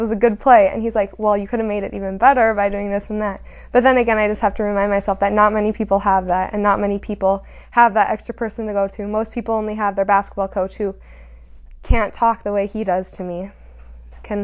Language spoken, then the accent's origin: English; Hebron, North Dakota, United States; also born or lived in Bismarck, North Dakota; I was born in Bismarck. I've lived in Hebron my whole life